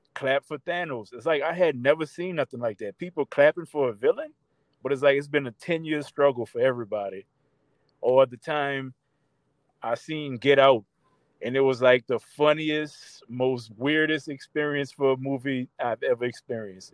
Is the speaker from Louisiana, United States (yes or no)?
yes; New Orleans, Louisiana, United States; growing up in New Orleans, seeing the stuff we saw, the things we went through